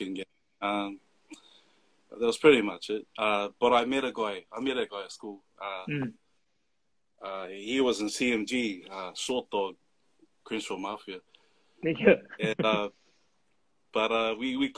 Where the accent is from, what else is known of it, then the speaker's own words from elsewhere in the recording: Auckland, New Zealand; coming from Mangere, South Auckland, that's all you see, just Polys most of the time